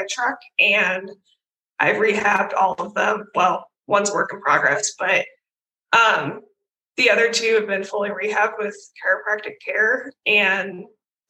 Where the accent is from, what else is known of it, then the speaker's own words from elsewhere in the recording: Iowa, United States; also born or lived in Guymon, Oklahoma; I grew up in Iowa. I love living here